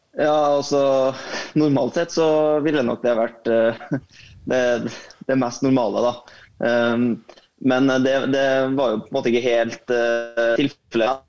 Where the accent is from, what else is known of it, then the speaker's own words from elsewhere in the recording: Trondheim, Trøndelag, Norway; man, er fra den byen, eh, byen klubben spiller